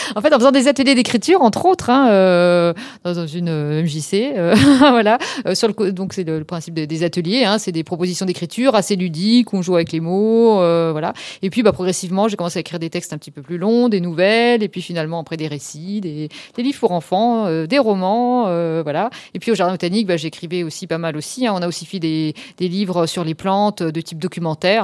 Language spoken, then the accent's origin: French; Lorraine, Grand Est, France; moved away as an adult; also born or lived in Strasbourg / Switzerland / Canada; je suis revenue en Lorraine plutôt, que je suis Lorraine de départ